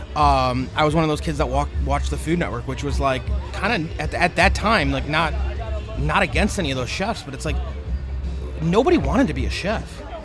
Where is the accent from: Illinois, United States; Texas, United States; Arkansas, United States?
Illinois, United States; Chicago; we're from Chicago